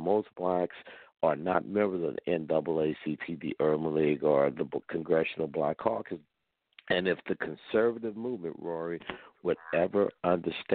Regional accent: St. Louis, Missouri, United States; moved away as an adult; now in Washington, D.C., United States; the way I grew up back in St. Louis.

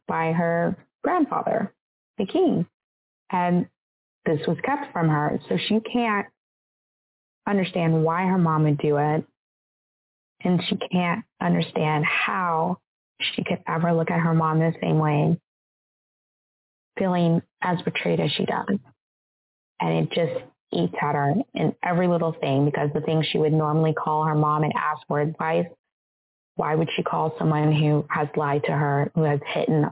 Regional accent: United States; I'm from America. Like, I grew up as an American, even though I'm half African.

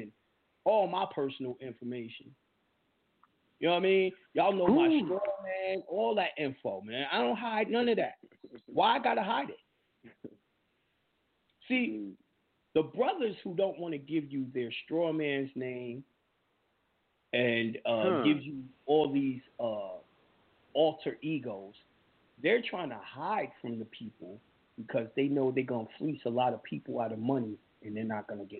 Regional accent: New York, United States; I'm a New Yorker

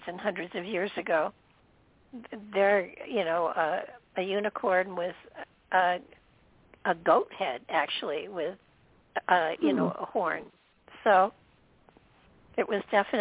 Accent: New York, United States; moved away; I didn't grow up in the city, but I was born in New York and very close to the city most of the time I lived there

